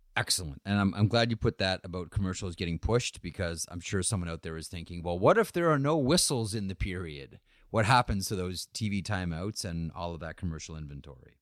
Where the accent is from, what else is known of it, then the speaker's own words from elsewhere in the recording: Guelph, Ontario, Canada; I'm from Guelph